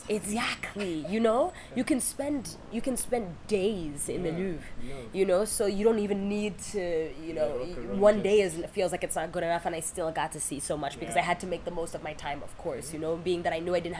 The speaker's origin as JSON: {"language": "English", "region": "New York", "country": "United States", "tie": "born or raised there", "moved": "as an adult", "lives_now": "Kenya", "said": "So New York is my hometown. New York is where I'm from."}